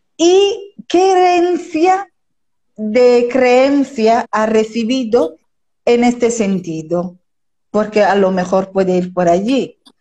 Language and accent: Spanish; Italy; moved away as an adult; now in Spain; de origen italiano, vivo en España desde hace casi 30 años